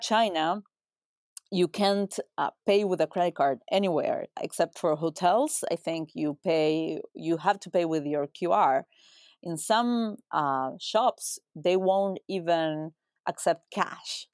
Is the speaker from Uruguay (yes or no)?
yes; Uruguay; moved away as an adult; also born or lived in United States; I'm from Uruguay, which is a small country in Latin America, New York to Argentina and Brazil, uh, small country of three million people. Uh, I was born and raised there